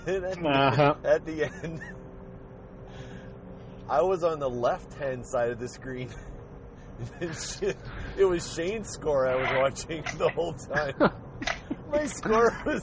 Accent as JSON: {"language": "English", "country": "Canada", "said": "I'm proud to be Canadian right now"}